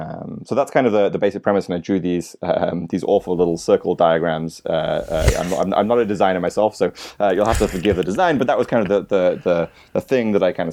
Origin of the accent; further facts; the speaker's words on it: United Kingdom; born there; now in New York City, United States; So I'm a Brit by birth, but live in New York City, been here for about 9 years.